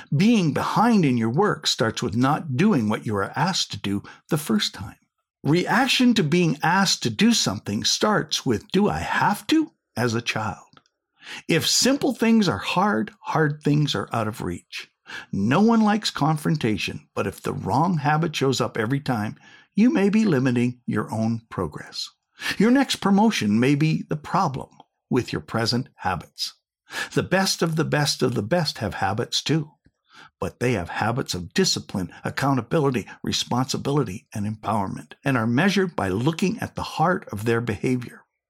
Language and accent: English; Saskatchewan, Canada; I was going to be a hockey player growing up in Saskatchewan on a dairy farm